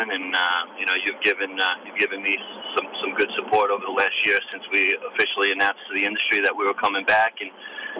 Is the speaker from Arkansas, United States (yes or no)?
no; New York, United States; I'm from New York